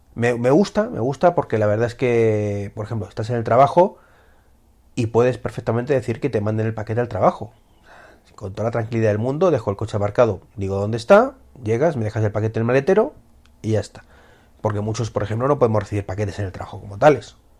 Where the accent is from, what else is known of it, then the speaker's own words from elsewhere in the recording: Spain; como somos los españoles, que no nos fiamos ni de nuestra sombra